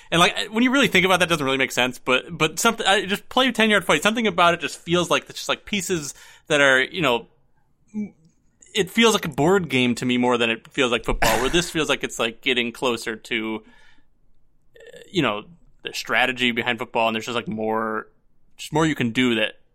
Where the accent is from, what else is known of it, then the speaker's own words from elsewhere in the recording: Buffalo, New York, United States; I'm from Buffalo